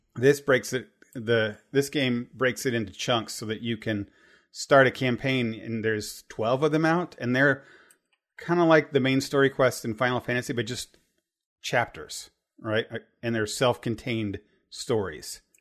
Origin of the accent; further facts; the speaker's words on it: Terre Haute, Indiana, United States; we grew up in Terre Haute, Indiana